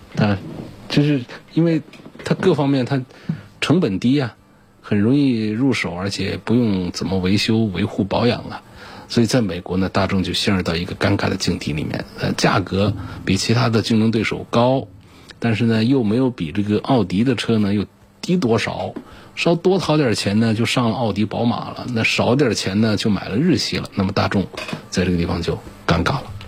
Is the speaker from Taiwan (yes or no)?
no; China; 超乎我们中国人的想象的